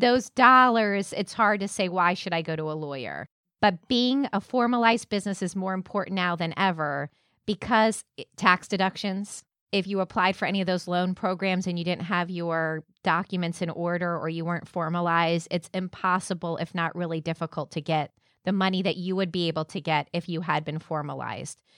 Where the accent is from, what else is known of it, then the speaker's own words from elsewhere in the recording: Orlando, Florida, United States; also born or lived in Jacksonville; I'm from Avalon Park on the east side of town